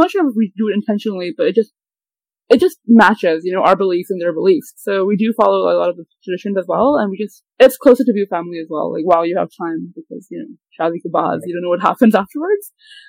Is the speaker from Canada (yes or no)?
no; Hong Kong; I'm born and raised in Hong Kong, and I'm here to talk about my life as a Hong Konger.